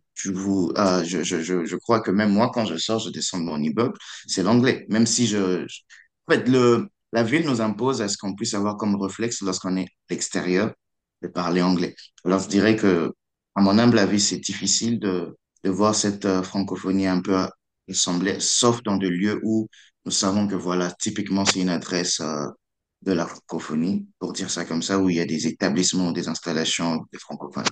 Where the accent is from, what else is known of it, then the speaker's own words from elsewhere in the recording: Kinshasa, DR Congo; moved away as an adult; also born or lived in Kongo Central; now in Toronto, Canada; j'ai grandi à Kinshasa, je parle le Lingala